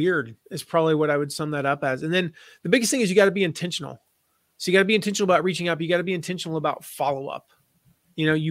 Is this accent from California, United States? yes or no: no; Nashville, Tennessee, United States; also born or lived in Pinehurst, North Carolina; I grew up in Nashville and my dad ran a golf course there